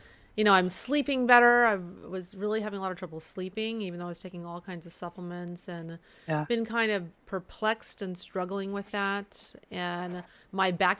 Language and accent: English; Texas, United States; San Antonio, Texas, my home state